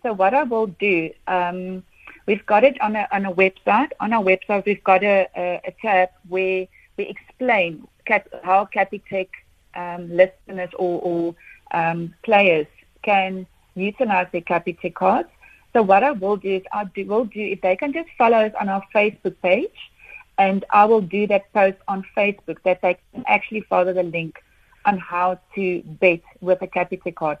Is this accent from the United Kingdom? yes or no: no; South Africa; as a South African